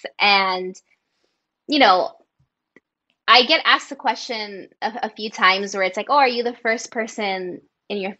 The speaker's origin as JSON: {"language": "English", "country": "United States", "tie": "born or raised there", "said": "I was born here, I'm American"}